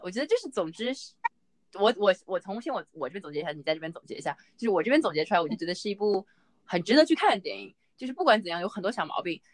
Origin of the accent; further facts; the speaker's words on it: Jiaxing, Zhejiang, China; moved away; 我是嘉兴人